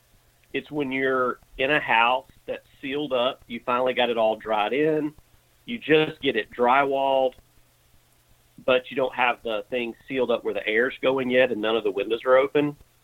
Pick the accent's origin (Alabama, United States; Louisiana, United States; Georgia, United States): Alabama, United States; No, I'm a South Alabama redneck. That's where we spend most of our time.